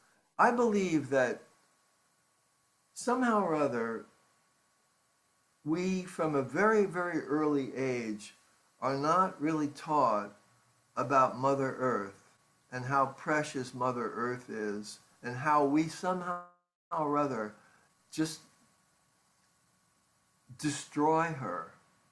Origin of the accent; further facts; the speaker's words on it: Ireland; Because we grew up in Ireland, you know